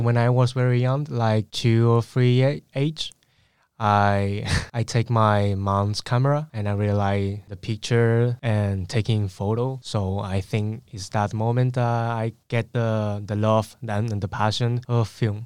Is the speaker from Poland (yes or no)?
no; Spain; English is a second language; I was born in Spain, and I was grown in Spain, like, as well